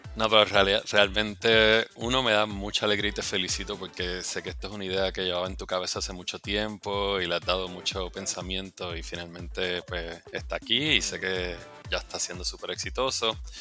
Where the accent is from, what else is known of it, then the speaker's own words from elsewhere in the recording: Puerto Rico; moved away as an adult; now in New York City, United States; nací, me crié en Puerto Rico